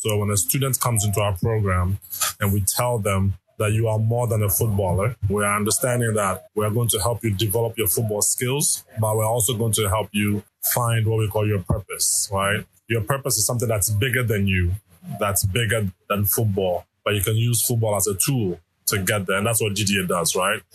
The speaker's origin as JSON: {"language": "English", "country": "Ghana", "also_born_or_lived": "Canada / United States", "moved": "yes", "said": "I am originally from Ghana, go to school in Canada for a couple of years. And then from there, I was in the US"}